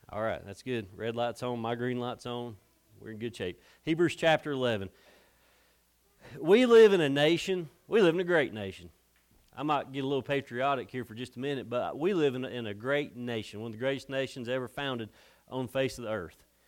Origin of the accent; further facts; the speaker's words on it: United States; I'm from America